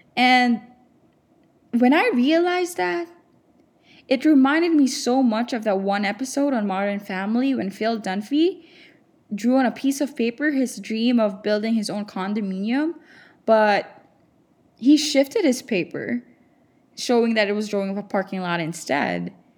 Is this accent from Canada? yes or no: no; Philippines; moved away as an adult; I'm from the Philippines